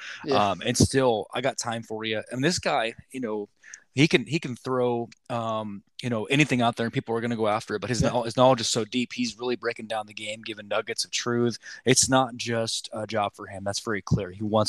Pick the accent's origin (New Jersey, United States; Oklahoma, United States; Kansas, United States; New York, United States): Oklahoma, United States; Lawton; I know we grew up in Lawton